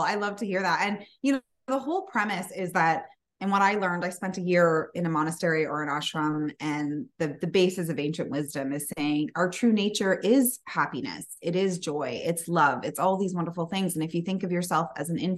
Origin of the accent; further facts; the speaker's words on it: Canada; we're Canadian